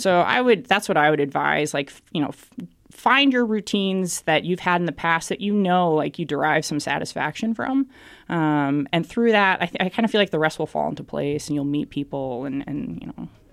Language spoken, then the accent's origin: English; Boston, Massachusetts, United States; moved away as an adult; I'm from Boston, Massachusetts, in the United States. Uh, born and raised there, lived and worked my entire life there